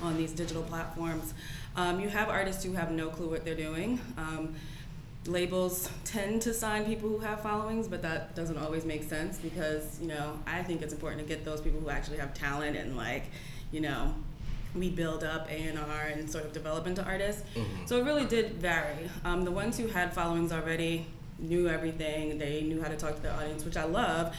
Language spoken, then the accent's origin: English; Englewood, New Jersey, United States; I'm from Englewood, New Jersey.